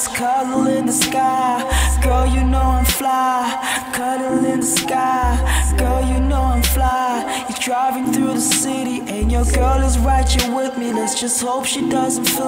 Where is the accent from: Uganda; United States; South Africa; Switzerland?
South Africa; as a South African musician